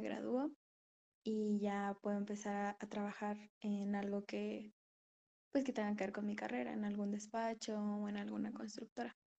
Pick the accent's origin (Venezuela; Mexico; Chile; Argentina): Mexico; Puebla; Soy de Puebla, México.